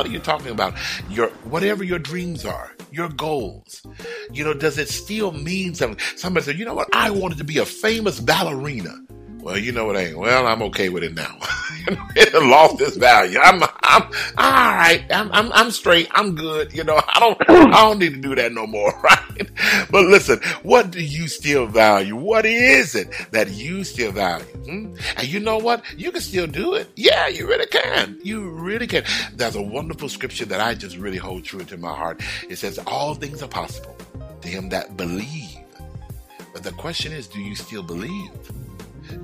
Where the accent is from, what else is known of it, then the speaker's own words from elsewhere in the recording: Houston, Texas, United States; I lived everywhere in Houston. I was born in Houston. I lived everywhere in Houston.